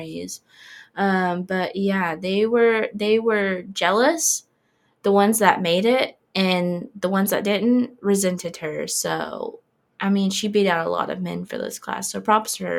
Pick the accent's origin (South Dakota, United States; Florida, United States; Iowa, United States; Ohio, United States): Florida, United States; near Pensacola; It's right next to my hometown